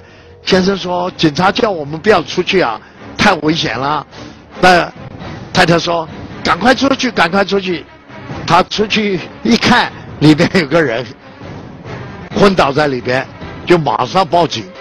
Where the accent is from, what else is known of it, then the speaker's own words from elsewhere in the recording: China; 我一生觉得很幸运，我是个中国人，我感到很光荣，我是一个中国人。我有一个中国梦，我们今天所有的人民，我们中国人，不管在国内在海外